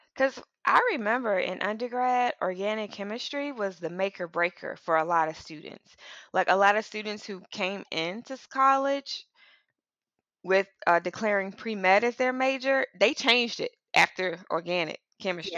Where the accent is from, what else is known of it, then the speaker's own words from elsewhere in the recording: Mississippi, United States; moved away as an adult; also born or lived in northeastern United States; I'm from Mississippi. I moved to a relatively urban, northeast area